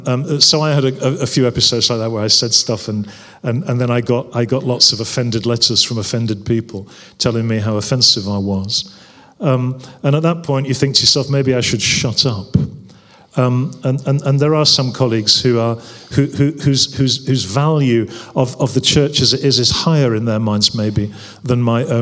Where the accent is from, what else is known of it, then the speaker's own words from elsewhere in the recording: North West England, United Kingdom; in particular around poverty, because I came from the Northwest